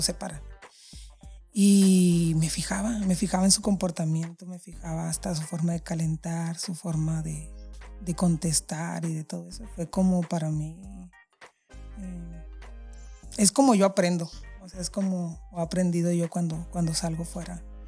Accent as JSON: {"language": "Spanish", "town": "San José del Cabo", "region": "Baja California Sur", "country": "Mexico", "tie": "born or raised there", "said": "soy orgullosamente chollera. Nací aquí en San José del Cabo"}